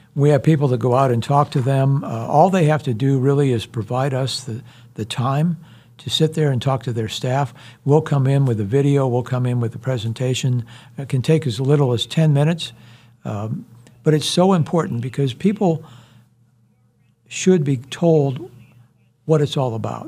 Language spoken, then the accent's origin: English; Iowa, United States; moved away as an adult; also born or lived in Houston, Texas; now in Wichita, United States; I grew up in Iowa